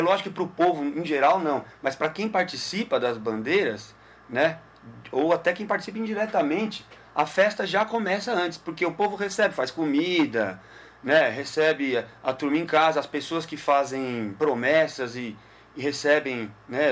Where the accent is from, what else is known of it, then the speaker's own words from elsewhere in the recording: São Paulo, Brazil; also born or lived in Guarulhos; Eu nasci em Guarulhos, Olha. moro em São Paulo desde que nasci praticamente, né? É. Nasci em Guarulhos e depois, logo em seguida, mudei para São Paulo.